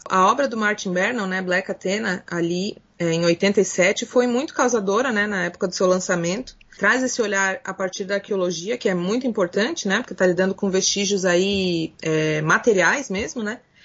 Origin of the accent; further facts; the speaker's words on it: Brazil; nós, como brasileiros e latino-americanos